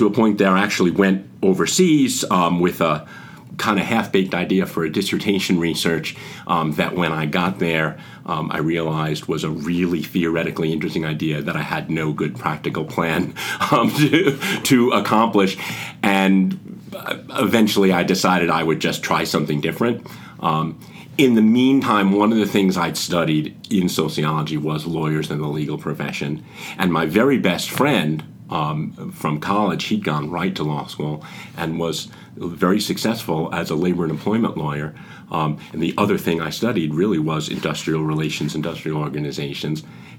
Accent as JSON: {"language": "English", "area": "suburbs of the Bronx", "region": "New York area", "country": "United States", "tie": "born or raised there", "moved": "yes", "said": "I grew up in the New York area, I always say the suburbs of the Bronx"}